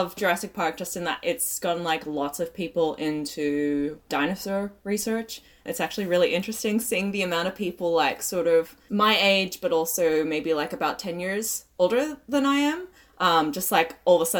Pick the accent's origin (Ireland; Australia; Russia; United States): Australia; I'm Australian